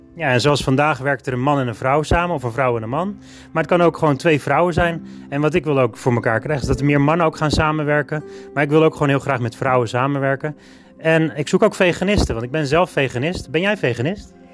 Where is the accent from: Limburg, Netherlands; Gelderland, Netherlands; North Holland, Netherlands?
North Holland, Netherlands; Alkmaar; Ik ben in 1977 geboren, 5 augustus, in Alkmaar